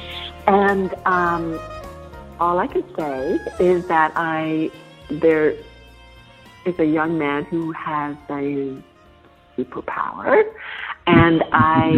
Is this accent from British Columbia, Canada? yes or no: no; Toronto, Ontario, Canada; moved away; I'm from Toronto originally